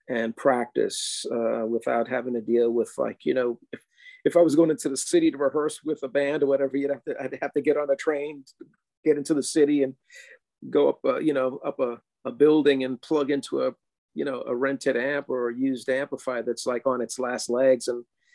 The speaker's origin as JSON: {"language": "English", "town": "New York City", "region": "New York", "country": "United States", "tie": "born or raised there", "also_born_or_lived": "Queens, New York / Puerto Rico (parents)", "said": "grew up mostly in the South Bronx"}